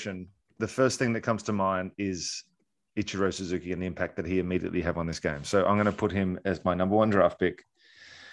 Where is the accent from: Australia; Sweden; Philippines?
Australia; born or raised there; moved away